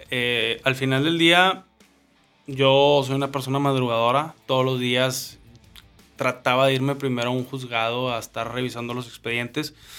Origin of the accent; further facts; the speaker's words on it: northern Mexico, Mexico; somos el norte de México